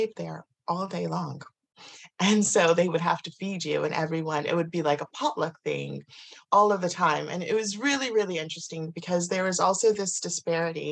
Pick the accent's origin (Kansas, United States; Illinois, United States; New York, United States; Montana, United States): Kansas, United States; I grew up in America, in Kansas, in the middle of nowhere.